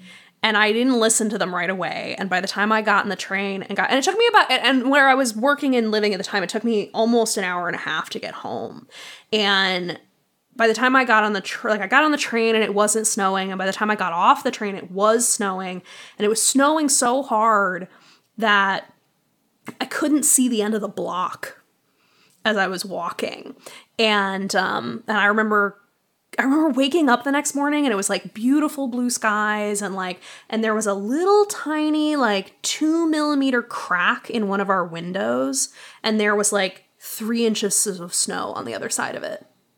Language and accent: English; East Coast, United States; now in Chicago, United States; I grew up on the East Coast and moving out to the Midwest, like moving to Chicago, the first time I experienced hail, I like dove under a table.